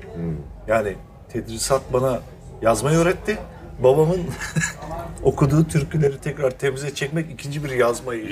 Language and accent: Turkish; Taşeli, Mersin, Turkey; Biz de Taşeli'liyiz